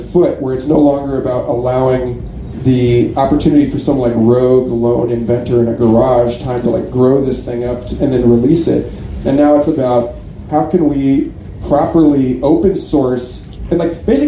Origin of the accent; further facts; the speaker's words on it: Austin, Texas, United States; I'm from Austin, Texas.